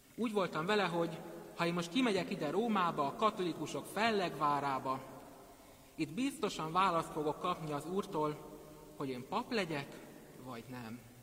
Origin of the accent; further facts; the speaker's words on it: Szentendre, Pest, Hungary; also born or lived in Pécs; 17 évvel ezelőtt, mikor Pécsről szüleimmel és ikertestvéremmel felköltöztünk, akkor a Szent András iskolába kezdtem az első osztályt.